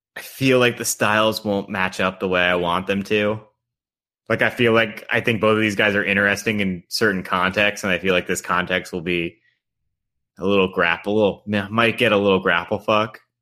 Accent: Long Island, New York, United States; moved away; also born or lived in North Carolina; Growing up on Long Island, I'm just sort of very comfortable in that, like, that, like, white ethnic milieu

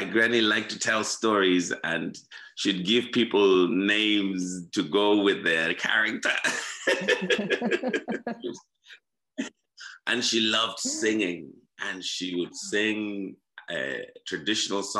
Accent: Zimbabwe; born or raised there; now in Ireland

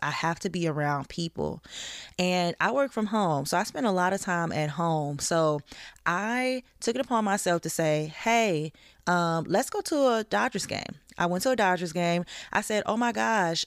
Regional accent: the South, United States; I'm from the South

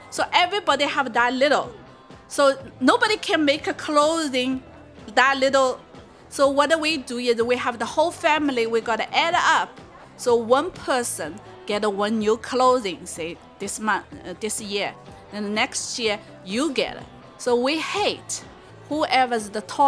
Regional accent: Shanghai, China; moved away; I grew up in China

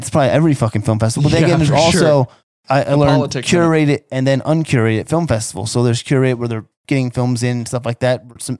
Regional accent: Las Vegas, Nevada, United States; I'm from Vegas and Vegas likes my shit.

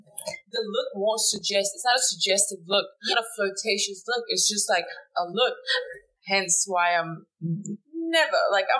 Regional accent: Denmark; moved away; Yeah, I grew up in Denmark

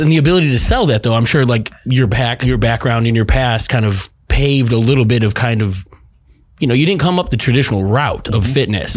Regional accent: Chicago, Illinois, United States; I grew up in Chicago, the house music scene

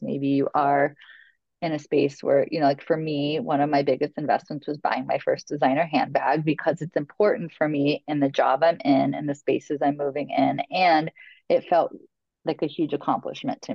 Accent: Logansport, Indiana, United States; now in New York, United States; my hometown of Logansport, Indiana

